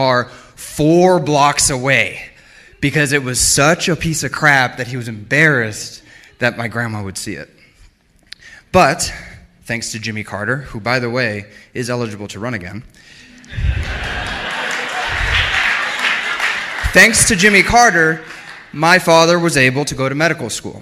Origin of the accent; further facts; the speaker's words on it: Arecibo, Puerto Rico; I'm from Arecibo, Puerto Rico. I was born there